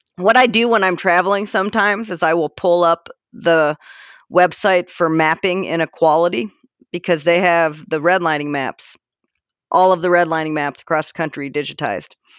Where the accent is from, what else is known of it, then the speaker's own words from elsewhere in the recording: Worthington, Ohio, United States; I'm from suburbs. I grew up in Worthington.